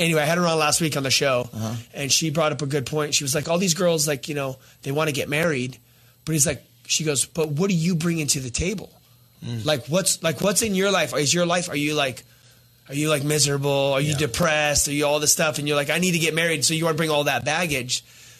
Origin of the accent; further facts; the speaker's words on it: Azusa, California, United States; I remember growing up in the neighborhood we grew up in Azusa.